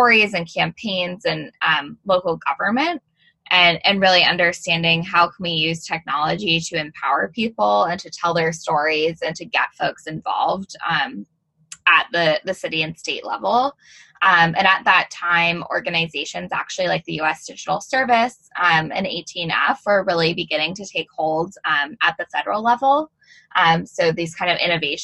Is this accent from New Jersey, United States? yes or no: no; Arizona, United States; moved away; I'm originally from Arizona. So growing up in high school, I joined my mayor's youth council